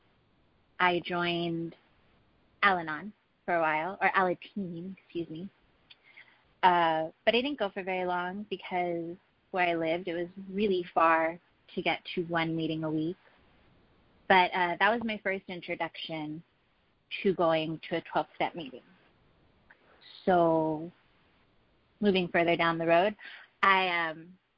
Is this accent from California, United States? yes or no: yes; Los Angeles, California, United States; I am from Los Angeles. I've always been – I'm a native.